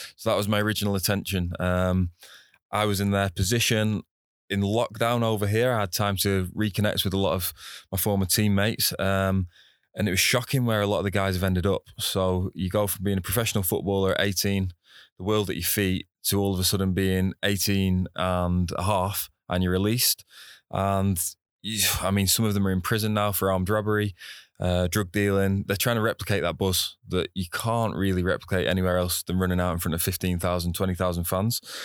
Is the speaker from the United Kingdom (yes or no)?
yes; Preston, North West England, United Kingdom; moved away as an adult; now in Singapore; Preston North End, my hometown club